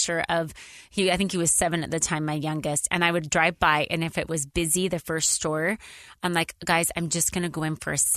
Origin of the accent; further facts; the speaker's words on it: Idaho, United States; now in Utah, United States; I grew up in Idaho on a dairy farm.